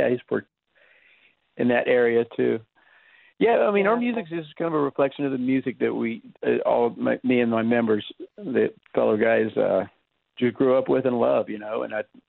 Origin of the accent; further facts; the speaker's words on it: Austin, Texas, United States; moved away; also born or lived in Dallas, Texas / Los Angeles; growing up in Austin